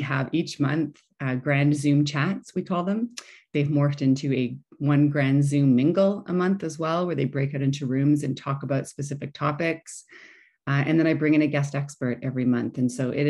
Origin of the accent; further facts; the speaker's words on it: Canada; also born or lived in Dubai; I'm from Canada, my husband is from England